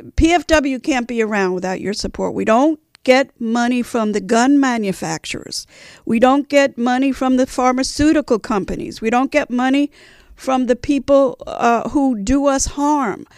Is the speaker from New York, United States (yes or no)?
yes; New York City, New York, United States; moved away; those of us who are from New York City